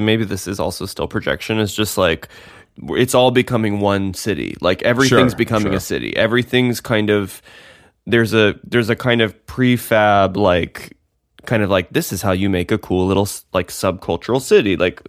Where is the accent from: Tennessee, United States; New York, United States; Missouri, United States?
Tennessee, United States; Nashville; You know I'm from Nashville.